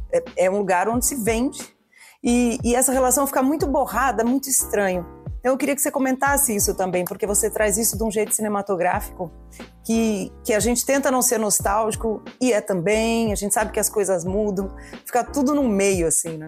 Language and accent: Portuguese; São Paulo, Brazil; eu cresci em São Paulo